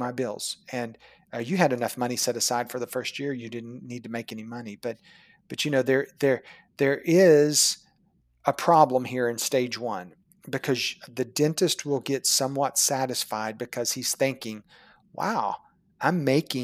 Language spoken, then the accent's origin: English; Chickasha, Oklahoma, United States; my hometown of Chickasha, Oklahoma, population 17,000